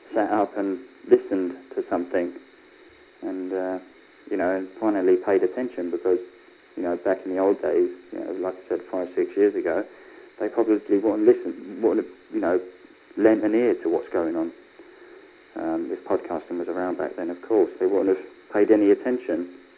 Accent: London, United Kingdom; accent: Cockney; growing up in a place like London

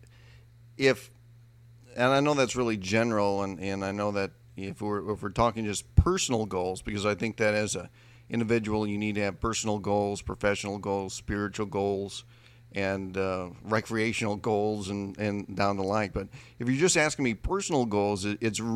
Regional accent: Midwest, United States; Growing up in the Midwest

